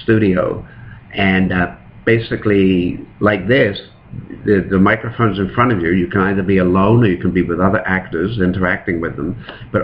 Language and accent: English; England, United Kingdom; now in Toronto, Canada; I was growing up in England